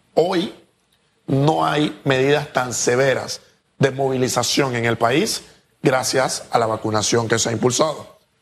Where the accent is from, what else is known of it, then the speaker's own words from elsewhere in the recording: Panama; nosotros como panameños